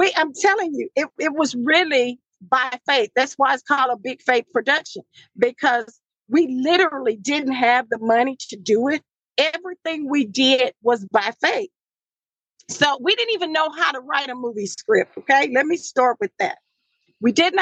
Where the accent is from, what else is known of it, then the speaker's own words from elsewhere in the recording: Marshall, Texas, United States; I'm from the country, Marshall, Texas. That's my hometown